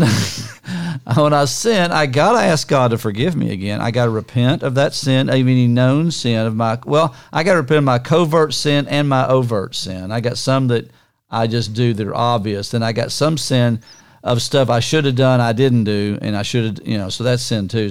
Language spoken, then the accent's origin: English; Niagara Falls, New York, United States; moved away; also born or lived in Kansas / Morehead, Kentucky / Tampa, Florida; I was born in Niagara Falls, not in the falls actually, but in the city of Niagara Falls in New York